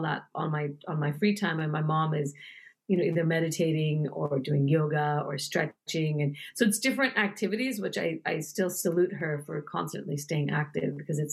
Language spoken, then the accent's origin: English; United States; also born or lived in New York; I was born in the United States, but I wanted him to know that I'm very proud to be an Indian woman living in the United States